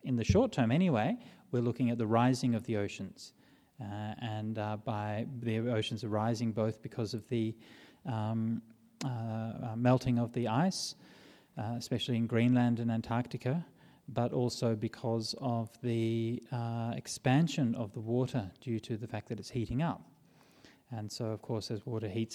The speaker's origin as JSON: {"language": "English", "town": "Perth", "region": "Western Australia", "country": "Australia", "tie": "born or raised there", "said": "when I was growing up in Perth"}